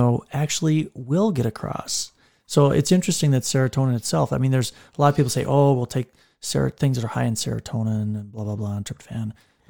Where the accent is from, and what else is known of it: Park Rapids, Minnesota, United States; born or raised there; moved away